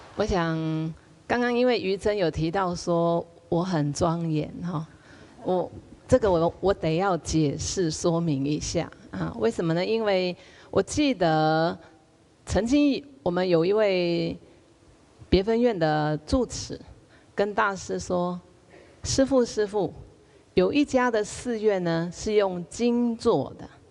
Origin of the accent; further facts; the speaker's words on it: Taiwan; moved away as an adult; now in Hong Kong; 现在我在台湾，我可以讲台湾话，在香港我讲台湾话